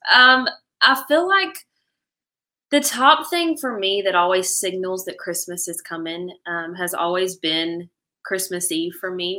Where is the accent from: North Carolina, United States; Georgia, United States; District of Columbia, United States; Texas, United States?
North Carolina, United States; Angier; here in my hometown